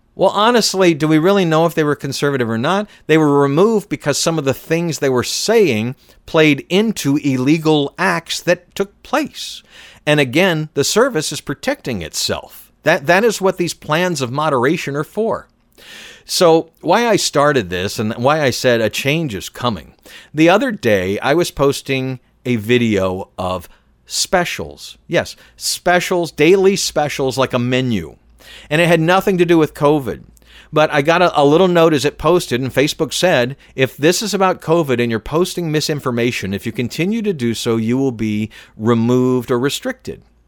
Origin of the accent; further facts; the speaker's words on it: Atlanta, Georgia, United States; I'm from Atlanta